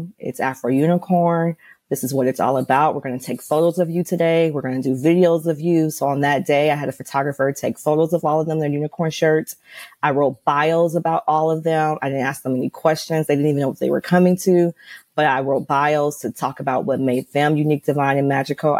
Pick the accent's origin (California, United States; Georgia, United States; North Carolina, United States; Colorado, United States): California, United States; Los Angeles; I'm from Los Angeles